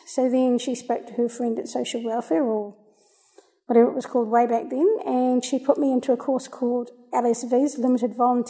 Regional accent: New Zealand; also born or lived in Melbourne, Australia; I was born in Melbourne, Australia, and we lived there until I was three, and then we moved to New Zealand. My dad's a New Zealander, my mum's an Aussie, she was born in Brisbane.

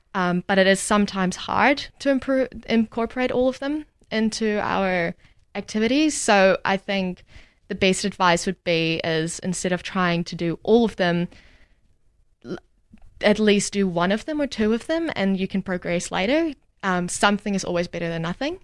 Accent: Namibia; moved away as an adult; now in Dunedin, New Zealand; I am from Namibia. So very new to New Zealand. Moved here about 3 years ago

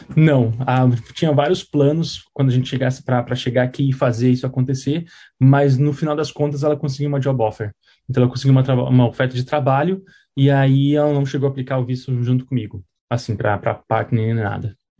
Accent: Curitiba, Paraná, Brazil; moved away as an adult; now in New Zealand; Eu sou de Curitiba

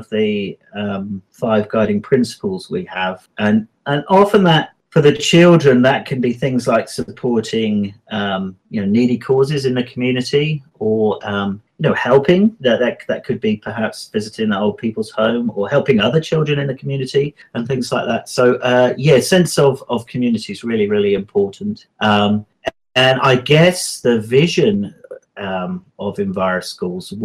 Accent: England, United Kingdom; now in Wanaka, New Zealand; I'm English, you can probably tell

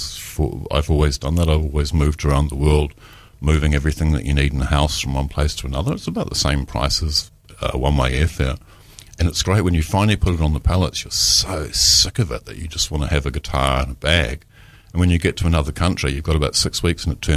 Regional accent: Taranaki, New Zealand; moved away; also born or lived in Dunedin; I'm actually from Taranaki. I'm a North Island boy.

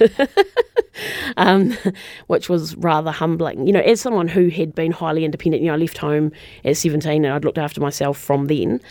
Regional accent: Christchurch, Canterbury, New Zealand; moved away as an adult; I'm a Christchurch girl, born and bred. Um, so I didn't leave Christchurch actually until I was in my late twenties

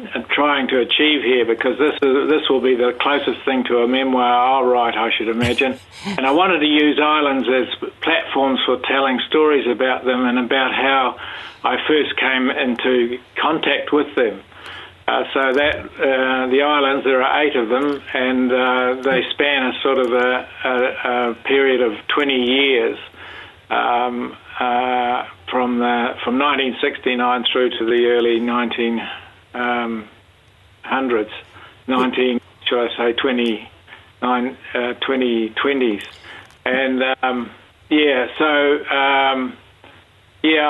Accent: Invercargill on the Taieri Plains, Otago, New Zealand; now in Dunedin, New Zealand; I grew up in Osgill on the Tyree Plains

